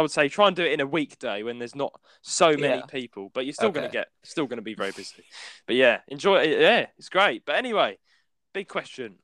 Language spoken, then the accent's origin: English; London, United Kingdom; moved away; we don't live in London, but I am from London